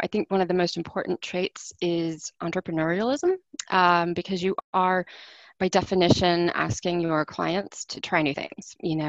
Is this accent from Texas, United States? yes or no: yes; Houston, Texas, United States; moved away as an adult; now in Washington, D.C., United States; I was born and raised in Houston